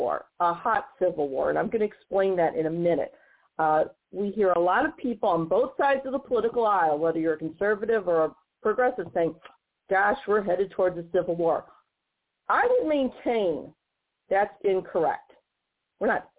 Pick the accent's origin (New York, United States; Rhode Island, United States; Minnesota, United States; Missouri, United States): Missouri, United States; St. Louis; here in my hometown of St. Louis, Missouri